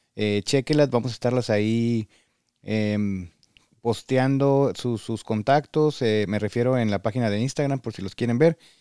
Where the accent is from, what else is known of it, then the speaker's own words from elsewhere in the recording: Mexico; moved away as an adult; now in Michigan, United States; Todos venimos de México